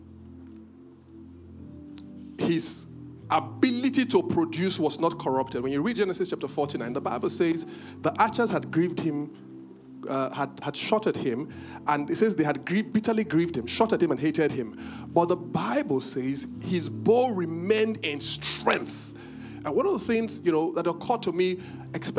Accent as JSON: {"language": "English", "country": "Benin", "said": "I'm from Benin"}